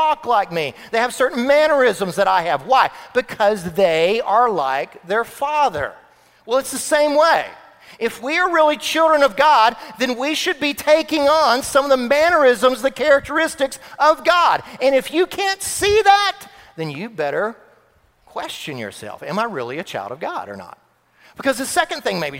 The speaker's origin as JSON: {"language": "English", "region": "Florida", "country": "United States", "tie": "born or raised there", "moved": "yes", "said": "I grew up in Florida"}